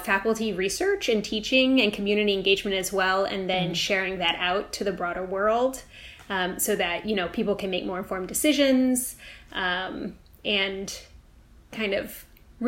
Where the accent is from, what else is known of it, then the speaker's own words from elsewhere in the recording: California, United States; now in Baltimore, United States; I'm from California originally